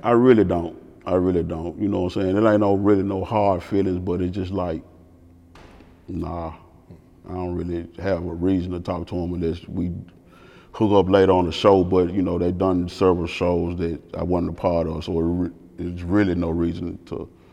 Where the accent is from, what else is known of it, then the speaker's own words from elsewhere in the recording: the Bay, Tennessee, United States; I'm from the Bay